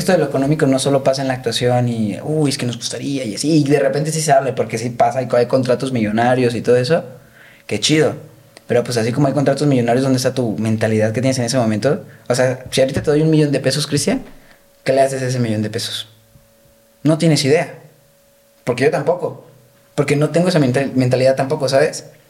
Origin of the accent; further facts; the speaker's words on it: Guadalajara, Jalisco, Mexico; soy de Guadalajara